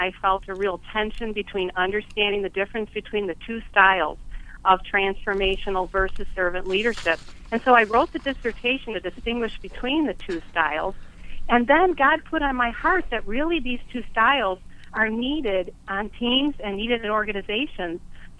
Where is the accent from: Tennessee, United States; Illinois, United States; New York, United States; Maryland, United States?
Illinois, United States; Chicago; now in Eagan, United States; Well, I'm originally born and raised in Chicago.